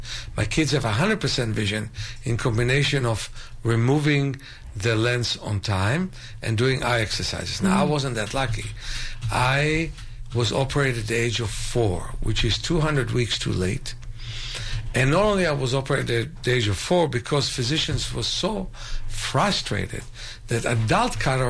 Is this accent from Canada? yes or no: no; Israel; I'm from Israel, and the name of it was Meir Enayim. That's in Hebrew